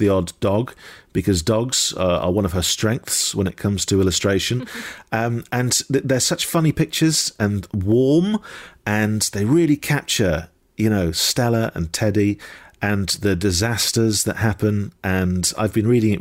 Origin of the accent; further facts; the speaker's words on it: Dundee, Scotland, United Kingdom; was born in Dundee. I am Scottish